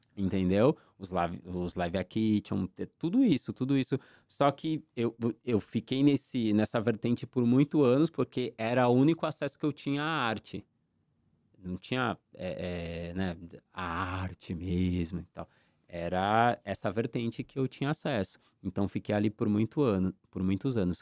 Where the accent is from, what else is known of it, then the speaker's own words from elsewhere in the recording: Santos, São Paulo, Brazil; now in São Vicente, Brazil; Eu sou da Zona Noroeste, Vila São Jorge. Eu morei muito tempo na Vila São Jorge